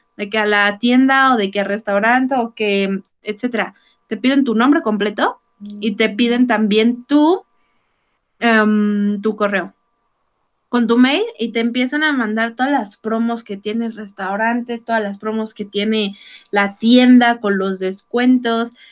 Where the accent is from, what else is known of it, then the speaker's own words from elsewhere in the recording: Mexico; cómo somos los mexicanos